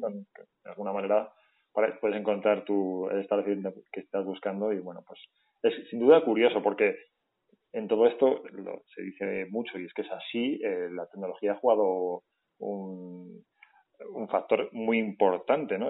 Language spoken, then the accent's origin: Spanish; León, Castile and León, Spain; todas las personas que estamos en la calle somos de León